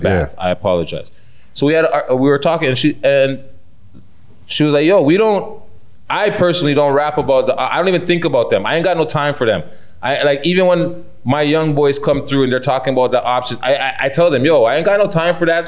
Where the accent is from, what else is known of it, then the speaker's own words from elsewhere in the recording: Toronto, Ontario, Canada; as a Jamaican Canadian